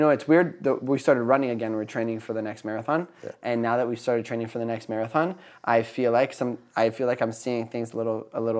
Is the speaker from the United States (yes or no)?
yes; Philadelphia, Pennsylvania, United States; also born or lived in Napa Valley, California; I grew up partially in Philadelphia and partially in Napa Valley.